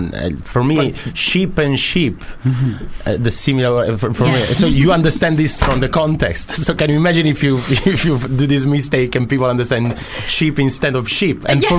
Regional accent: Rome, Lazio, Italy; English is a second language; Rome, Italy.

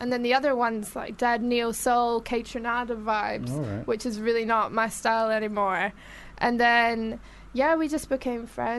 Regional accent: Glasgow, Scotland, United Kingdom; accent: Glaswegian; moved away as an adult; I'm originally from Glasgow

